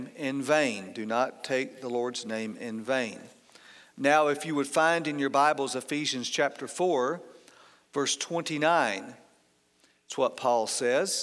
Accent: outside of Atlanta, Georgia, United States; I grew up outside of Atlanta

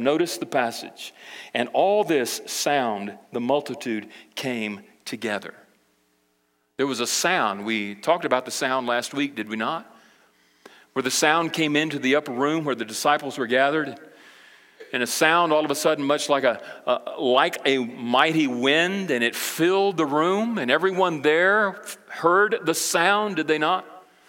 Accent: Brazil; now in United States; But I can remember when I grew up in Brazil, my parents, you know, they were missionaries, and we went over to South America, Brazil, with the International Mission Board when I was 8 years old

